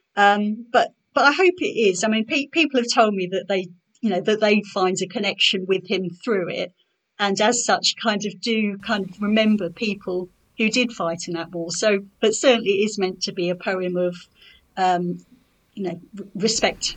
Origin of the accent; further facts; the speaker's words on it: Norwich, East of England, United Kingdom; now in Ipswich, United Kingdom; I was born in Norwich. I live in Ipswich now